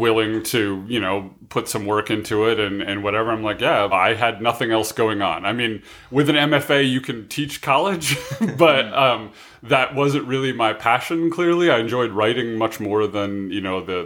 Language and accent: English; Midwest, United States; growing up in the Midwest